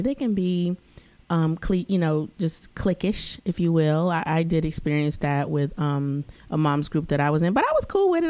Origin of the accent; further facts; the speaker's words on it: the South, United States; moved away as an adult; also born or lived in East Coast; now in Los Angeles, United States; I was growing up in the South